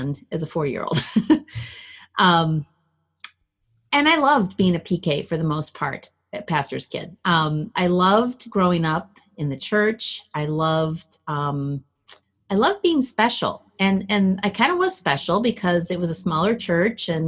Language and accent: English; Minneapolis, Minnesota, United States; also born or lived in Milwaukee, Wisconsin; now in Illinois, United States; I grew up in Minnesota